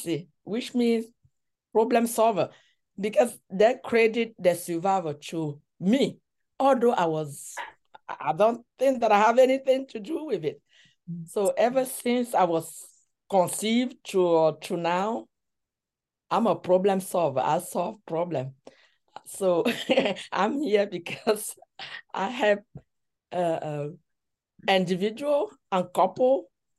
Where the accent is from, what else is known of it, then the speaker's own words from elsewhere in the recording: Cameroon; moved away as an adult; now in United States; I was born in Cameroon and I grew up here. So I have been in the US for 30 years